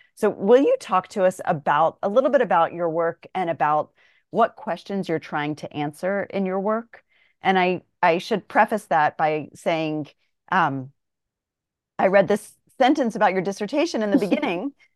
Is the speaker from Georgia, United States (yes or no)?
yes; Atlanta, Georgia, United States; I'm from Atlanta